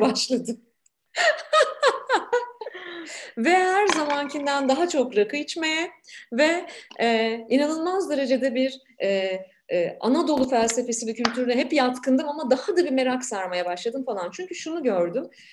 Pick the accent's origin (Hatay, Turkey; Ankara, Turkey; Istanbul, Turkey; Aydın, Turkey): Ankara, Turkey; moved away as an adult; now in Canada; benim büyüdüğüm Ankara'da büyüdüm